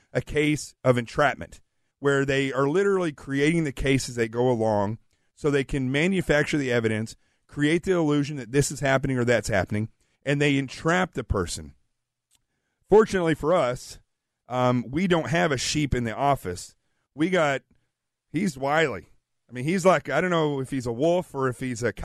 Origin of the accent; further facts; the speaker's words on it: the South, United States; I'm from the South